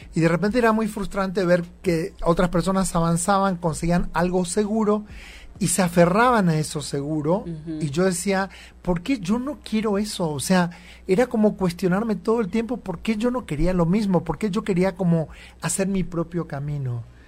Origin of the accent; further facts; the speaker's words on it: Campo Viera, Misiones, Argentina; moved away as an adult; also born or lived in Buenos Aires, Argentina; now in Mexico; Y nací y viví toda mi vida en una ciudad que se llama Campo Viera